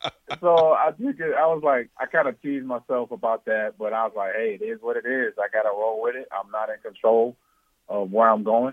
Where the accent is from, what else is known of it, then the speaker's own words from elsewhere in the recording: Omaha, Nebraska, United States; moved away; I grew up in Omaha, Nebraska. I played football at Lincoln, played football at Omaha Central.